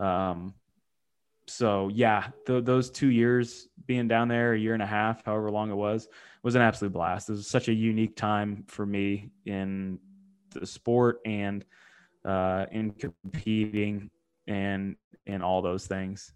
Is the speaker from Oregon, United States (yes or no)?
no; Ohio, United States; I grew up in Ohio